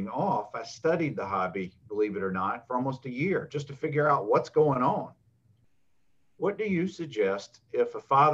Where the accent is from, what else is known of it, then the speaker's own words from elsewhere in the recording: Dothan, Alabama, United States; moved away; I'm from South Alabama originally, Dothan, near Tallahassee, Florida.